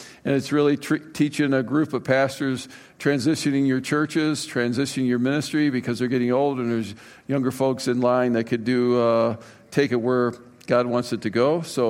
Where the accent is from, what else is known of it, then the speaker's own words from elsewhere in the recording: Cleveland, Ohio, United States; I was raised in Cleveland, Ohio.